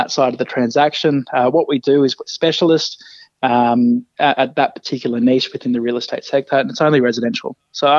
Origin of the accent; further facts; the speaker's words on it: rural New South Wales, Australia; moved away as an adult; also born or lived in Brisbane, Queensland; now in Canberra, Australia; I grew up in rural New South Wales and moved to Brizzy pretty much straight out of high school